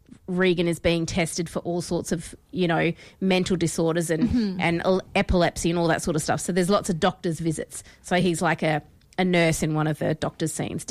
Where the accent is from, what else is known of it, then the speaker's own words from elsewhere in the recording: Australia; It's just because we're Australian, okay?